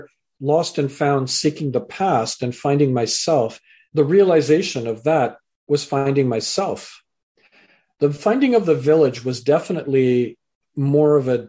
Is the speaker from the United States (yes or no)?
no; Canada; also born or lived in England; I was born in England, raised in Canada